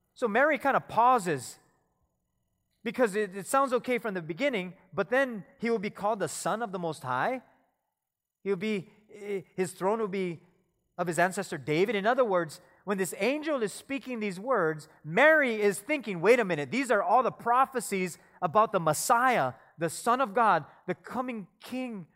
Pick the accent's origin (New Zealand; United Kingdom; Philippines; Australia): Philippines; I'm Filipino